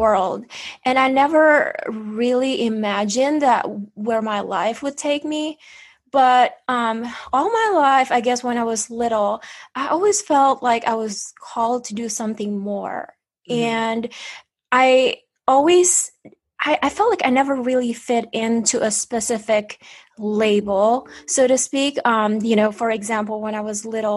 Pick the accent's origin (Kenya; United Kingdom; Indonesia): Indonesia; moved away; I was born in Indonesia.